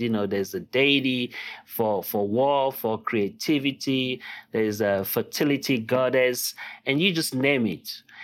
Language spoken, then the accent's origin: English; Lagos, Nigeria; first language Yoruba; English is a second language; now in United States; I was born and raised in Lagos, Nigeria